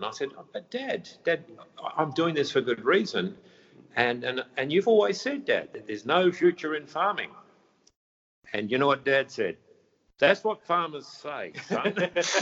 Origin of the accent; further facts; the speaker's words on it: Mullewa, Western Australia, Australia; moved away as an adult; also born or lived in Geraldton, Western Australia / Perth, Australia; now in Palmerston, Australia; I started out as a farmer in Midwest WA.